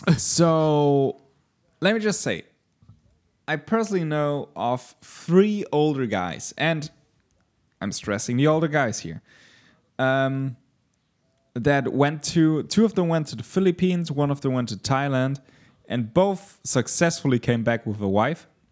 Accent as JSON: {"language": "English", "country": "Germany", "said": "As a German"}